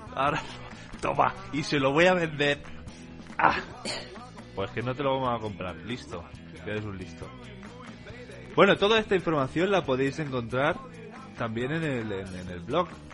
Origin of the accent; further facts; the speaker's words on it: Catalonia, Spain; aquí en Cataluña tenemos la tradición de, unos gigantes enormes